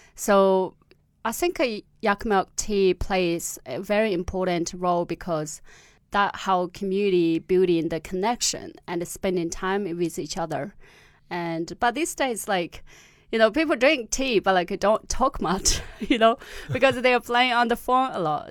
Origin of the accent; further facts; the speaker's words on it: Gansu, China; first language Amdo Tibetan; English is a second language; moved away as an adult; also born or lived in Australia; in my hometown in Gansu, the Tibetan area